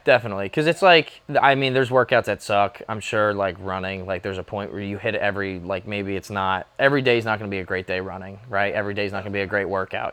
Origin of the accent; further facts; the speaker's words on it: near Easton, Pennsylvania, United States; five minutes from here